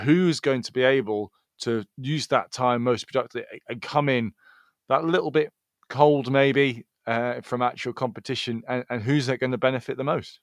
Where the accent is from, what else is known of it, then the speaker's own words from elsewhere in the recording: Scotland, United Kingdom; I consider myself Scottish, and I'm not Scottish, I'm British, not British, then I'm European